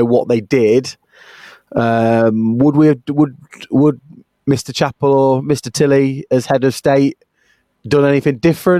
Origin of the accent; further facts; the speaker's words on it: United Kingdom; How they reacted to us as Brit on your stag